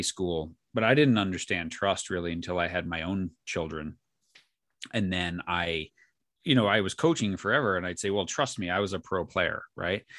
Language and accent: English; New York, United States; I grew up in New York